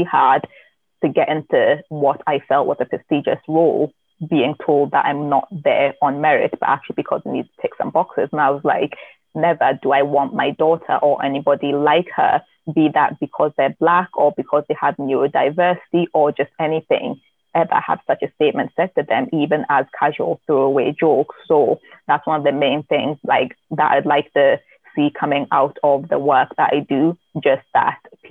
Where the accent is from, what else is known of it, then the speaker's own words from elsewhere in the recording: Newcastle upon Tyne, North East England, United Kingdom; moved away as an adult; now in Scotland, United Kingdom; grew up in Newcastle in South Shields in the northeast of England